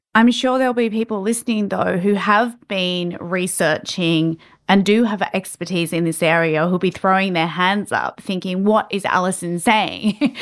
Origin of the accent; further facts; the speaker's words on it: Canberra, Australian Capital Territory, Australia; my hometown of Canberra